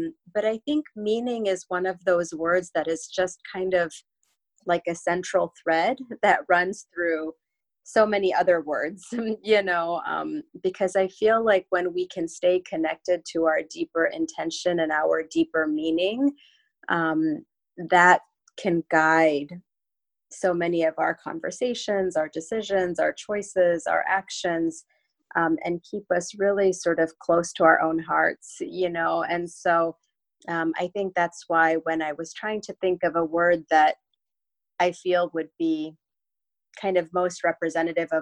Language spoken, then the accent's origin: English; Chicago, Illinois, United States; moved away as an adult; now in Newport Beach, United States; I'm originally from the Midwest, from Chicago, which is where I grew up